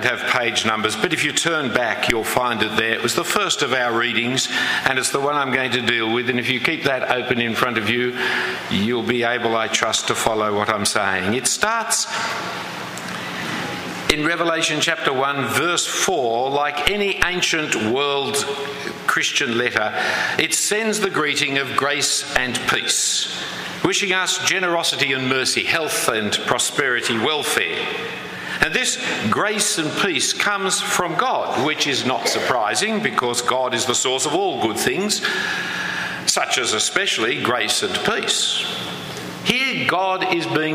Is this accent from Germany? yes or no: no; Australia; as you can clearly hear from my lack of accent, I come from a different land than yours